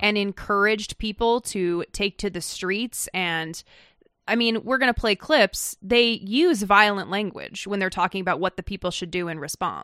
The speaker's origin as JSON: {"language": "English", "town": "Meridian", "region": "Idaho", "country": "United States", "said": "We're from Meridian, Idaho"}